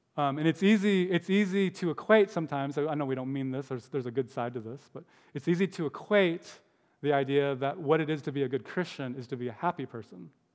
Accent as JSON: {"language": "English", "country": "United States", "said": "Americans smile a lot"}